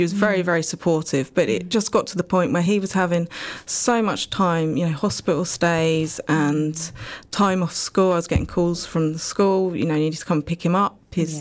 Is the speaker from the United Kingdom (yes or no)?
yes; Dunstable, East of England, United Kingdom; I grew up in Dunstable